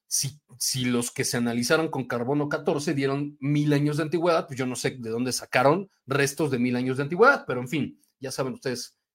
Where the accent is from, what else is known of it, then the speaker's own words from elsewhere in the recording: Mexico; Y lo más triste es que nosotros mismos como mexicanos, en vez de apoyar y sentir orgullo, nos tenemos que atacar.